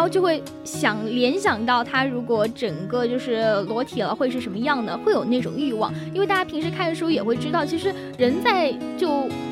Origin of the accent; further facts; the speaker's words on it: China; 其实我们中国人确实就还是比较传统的